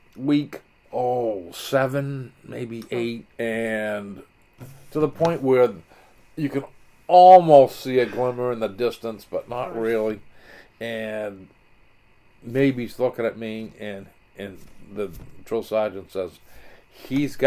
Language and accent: English; Kennebunk, Maine, United States